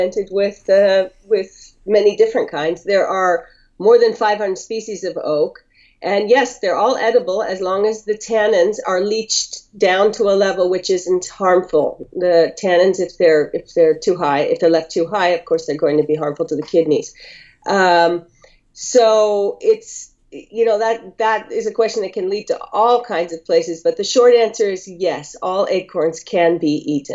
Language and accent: English; Northern California, United States; moved away as an adult; now in Greece; growing up in Northern California